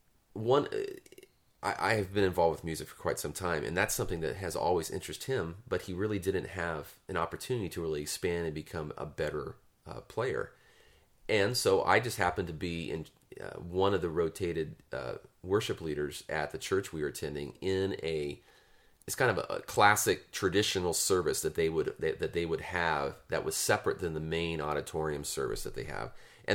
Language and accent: English; Turlock, California, United States; I grew up in Turlock